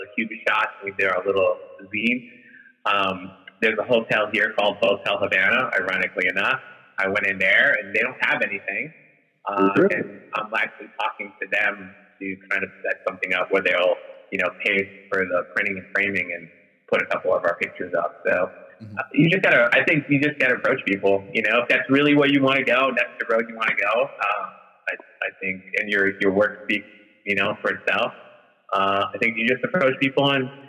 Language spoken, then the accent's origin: English; Peru; moved away; I'm from Peru